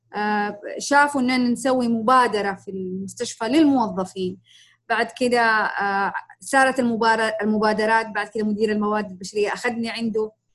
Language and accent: Arabic; Jeddah, Makkah Province, Saudi Arabia; في المملكة عندنا في جدة